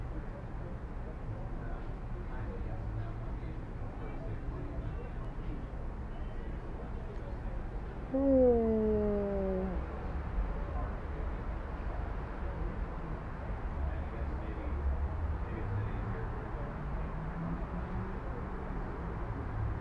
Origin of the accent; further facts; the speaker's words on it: Glendale, California, United States; I grew up in Glendale. I was born out there